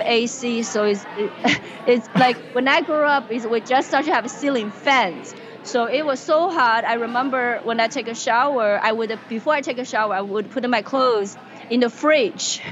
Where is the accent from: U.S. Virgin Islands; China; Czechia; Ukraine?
China; English is a second language; moved away as an adult; also born or lived in Indiana, United States / Seattle, United States; now in United States; I was born and raised in China uh, in the 80s.